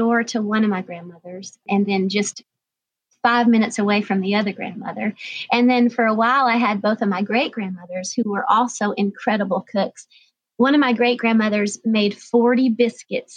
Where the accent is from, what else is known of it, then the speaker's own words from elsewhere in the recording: North Georgia mountains, United States; I grew up in the North Georgia mountains